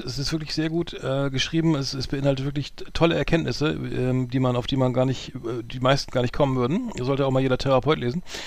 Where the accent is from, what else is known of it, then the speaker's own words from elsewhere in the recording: Bremen, Germany; bei uns in Bremen